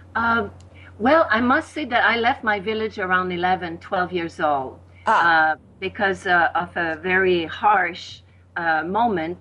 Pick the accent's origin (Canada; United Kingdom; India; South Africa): Canada; Quebec City, Quebec; first language French; English is a second language; moved away as an adult; also born or lived in Victoria, British Columbia / Costa Rica; I learned English like uh, around my 20s because in Quebec, from where I was, you know, in Quebec City, I mean, very, very few people spoke English.